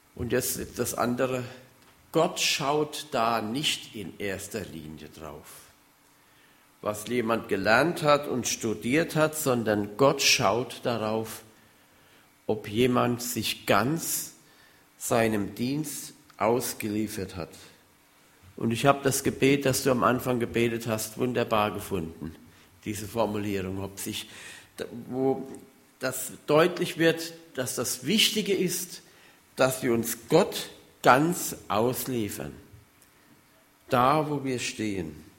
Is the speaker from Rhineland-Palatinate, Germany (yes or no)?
yes; Hunsrück, Rhineland-Palatinate, Germany; moved away; Ich komme ja aus dem Hunsrück